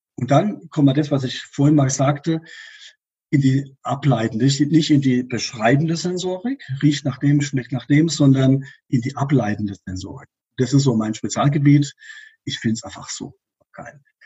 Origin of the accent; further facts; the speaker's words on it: Rhineland-Palatinate, Germany; in der Pfalz, wo ich herkomme